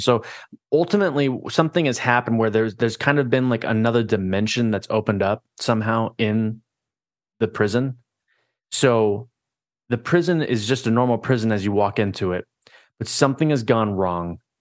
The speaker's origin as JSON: {"language": "English", "town": "Orlando", "region": "Florida", "country": "United States", "tie": "born or raised there", "moved": "yes", "said": "I grew up in Orlando, Florida"}